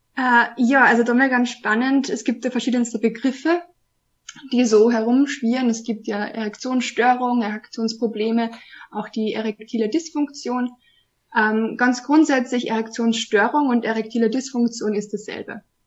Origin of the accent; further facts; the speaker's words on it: Austria; ich komme aus Österreich, wohne in Wien